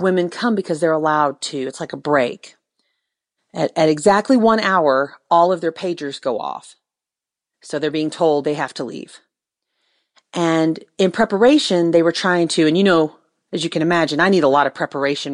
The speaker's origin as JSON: {"language": "English", "country": "United States", "said": "I'm an American woman"}